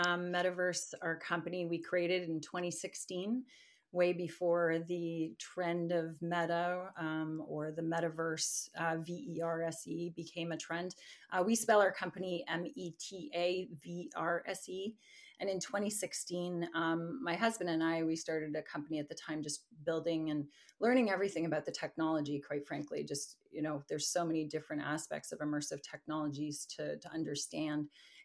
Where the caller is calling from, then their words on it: Mississauga, Ontario, Canada; Just outside of Toronto in Mississauga.